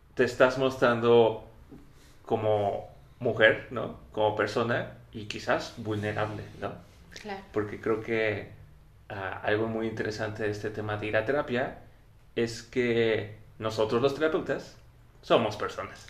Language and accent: Spanish; Mexico